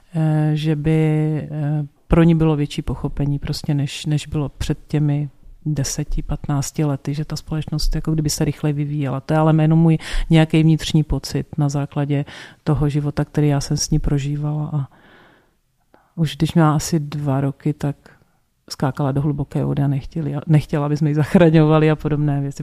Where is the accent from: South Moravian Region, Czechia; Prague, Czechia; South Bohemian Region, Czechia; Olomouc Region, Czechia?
South Moravian Region, Czechia; jsem z Jižní Moravy, z vesnice na Jižní Moravy, kde v náboženství bylo i v době totality ve škole